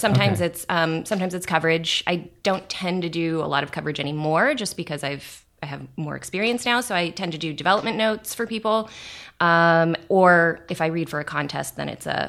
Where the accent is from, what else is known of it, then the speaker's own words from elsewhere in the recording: Portland, Oregon, United States; moved away as an adult; also born or lived in Arizona; now in Los Angeles, United States; I grew up in Portland